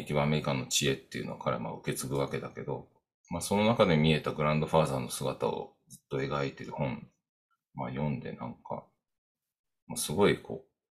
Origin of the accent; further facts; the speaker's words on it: Kodaira, Tokyo, Japan; also born or lived in Koenji, Suginami, Tokyo; 東京で生まれたので、まあ、杉並区の高円寺っていうところにいたんだけど